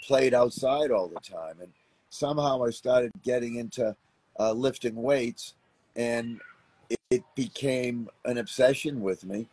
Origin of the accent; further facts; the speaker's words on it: Boston, Massachusetts, United States; moved away; I grew up in Boston, Massachusetts. Um, which is about 15, 1600 miles from where I live now.